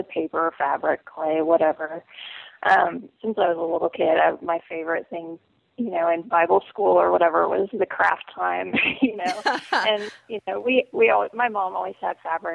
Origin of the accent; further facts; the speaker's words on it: Central Illinois, United States; I'm from Central Illinois originally